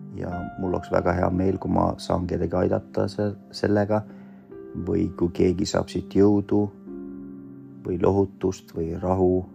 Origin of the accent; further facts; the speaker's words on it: Estonia; Estonian is a second language; also born or lived in Vorkuta, Komi, Russia; now in Pärnu, Estonia; me kasvasime Eesti ühiskonnas, siis eesti keele omandasin päris kiiresti